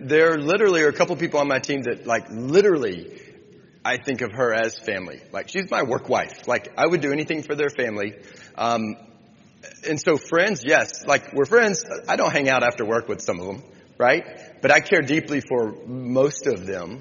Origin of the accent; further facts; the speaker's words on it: Austin, Texas, United States; I'm from Austin, Texas